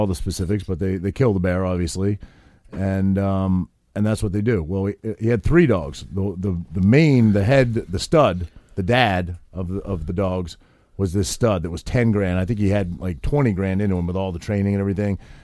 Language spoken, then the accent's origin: English; Maine, United States; I grew up in Maine and I grew up hunting and fishing and all that sort of thing